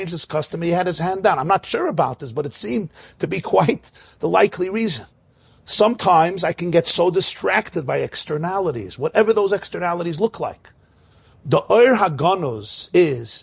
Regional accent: New York City, New York, United States; I grew up in Crown Heights.

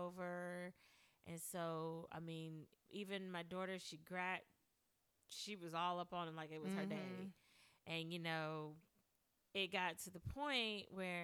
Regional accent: Durham, North Carolina, United States; I grew up here in Durham, so I know a lot of people.

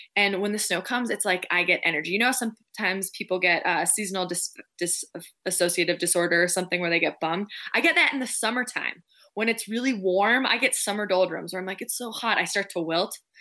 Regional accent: Minneapolis, Minnesota, United States; now in Park City, United States; I grew up right in the Twin Cities, right outside Minneapolis

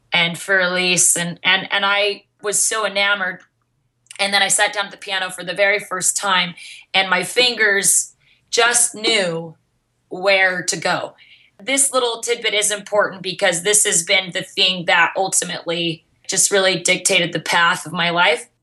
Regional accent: Mesa, Arizona, United States; I grew up in Mesa, Arizona

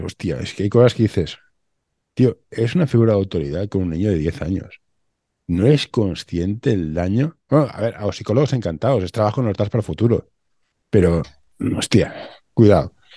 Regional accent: Barcelona, Catalonia, Spain; yo soy de Barcelona

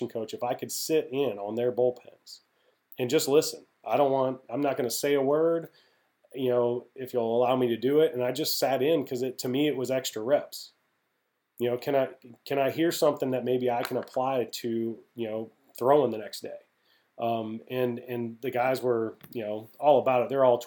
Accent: Midwest, United States; I'm from the Midwest

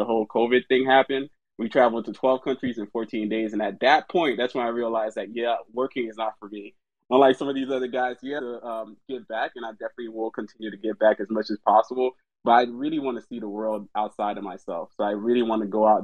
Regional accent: Florida, United States; moved away; I'm from Florida originally

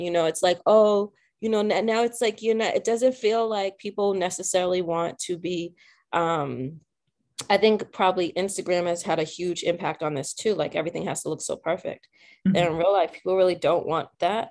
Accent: South Shore, Massachusetts, United States; I grew up in the South Shore area, of Massachusetts

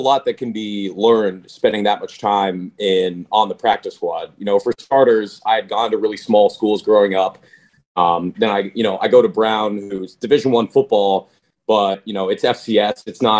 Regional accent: Canada; I'm obviously honored to represent Canada

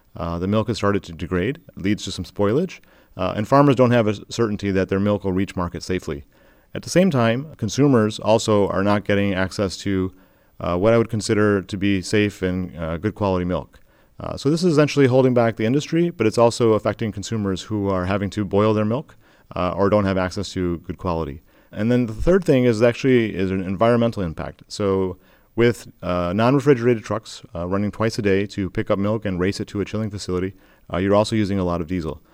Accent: Michigan, United States; where I grew up and, and born and raised in Michigan

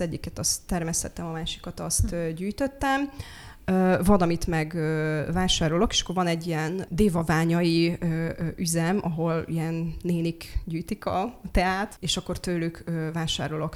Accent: Slovakia; moved away as an adult; also born or lived in Pécs / Budapest; now in Hungary; én felvidéki származású vagyok. Határon túli magyarként

